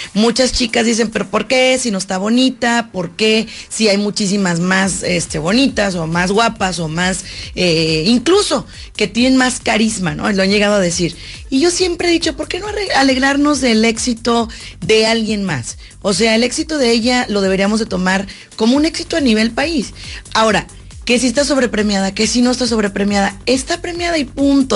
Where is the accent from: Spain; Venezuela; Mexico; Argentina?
Mexico; como mexicana